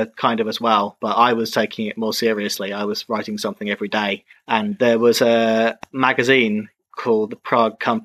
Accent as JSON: {"language": "English", "region": "England", "country": "United Kingdom", "also_born_or_lived": "Czech Republic / Zhuhai, China / Beijing, China / Guangzhou, China", "moved": "as an adult", "said": "I'm in England right now, in Cambridge. I'm not from Cambridge"}